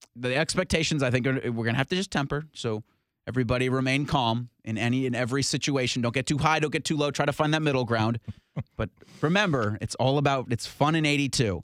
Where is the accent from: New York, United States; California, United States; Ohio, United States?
Ohio, United States; Columbus; I'm from Columbus.